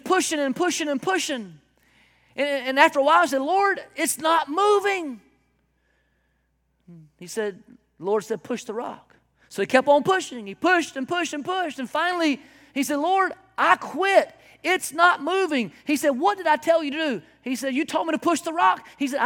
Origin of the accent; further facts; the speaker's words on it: South Carolina, United States; I am from South Carolina in the backwoods